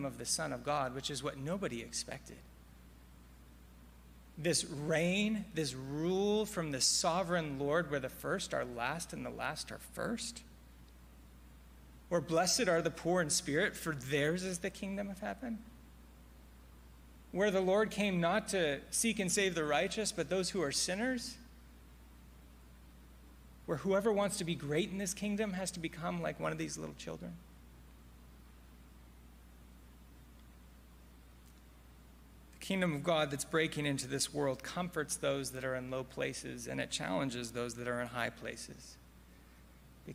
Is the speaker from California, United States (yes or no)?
yes; Silicon Valley, California, United States; I grew up in the Silicon Valley